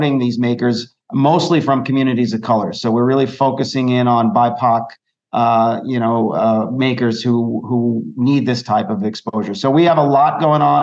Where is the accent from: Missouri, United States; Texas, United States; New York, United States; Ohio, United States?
New York, United States; New York City; also born or lived in East Flatbush, Brooklyn; I grew up in Canarsie. I'm a South Shore High School graduate